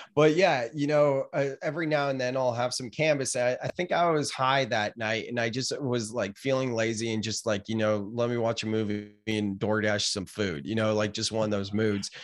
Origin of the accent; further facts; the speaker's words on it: Gilroy, California, United States; moved away as an adult; now in Santa Cruz, United States; I grew up in Gilroy